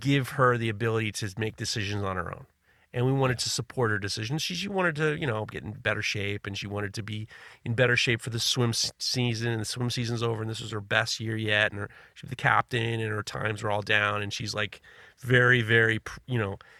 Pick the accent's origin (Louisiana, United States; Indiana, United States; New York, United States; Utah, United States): New York, United States; New York City; I grew up in New York City